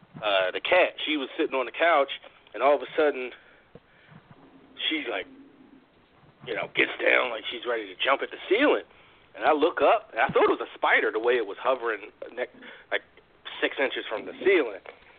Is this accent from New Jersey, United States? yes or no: no; Bronx, New York, United States; I'm a Dominican from the Bronx. Bronx represent 255th.